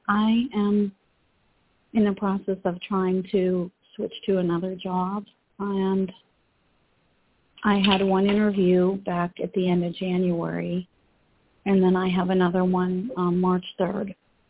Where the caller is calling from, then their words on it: Pennsylvania, United States; I'm calling from Pennsylvania as well.